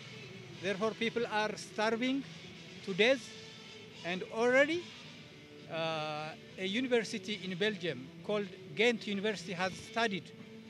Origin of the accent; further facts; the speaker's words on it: Tigray, Ethiopia; moved away as an adult; now in Oslo, Norway; And I am from Tigray, which is the northern part of Ethiopia.